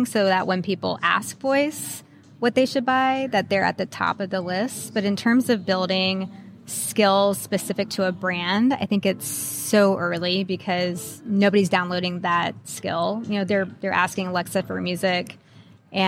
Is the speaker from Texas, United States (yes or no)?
yes; Texas, United States; now in Seattle, United States; I'm a Texan and I would move there back there in a heartbeat